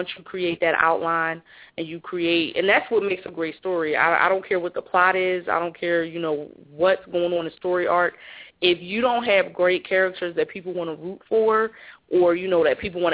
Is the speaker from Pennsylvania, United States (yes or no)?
yes; Philadelphia, Pennsylvania, United States; growing up in Philly